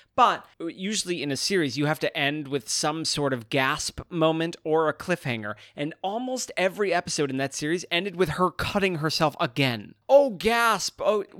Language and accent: English; Chicago, Illinois, United States; It takes place in Chicago. That's my hometown.